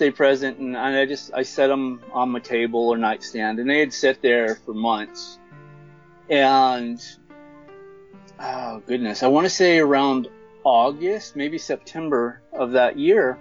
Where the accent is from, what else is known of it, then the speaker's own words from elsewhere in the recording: Apple Valley, California, United States; I'm 42 years old, and I'm from Apple Valley, California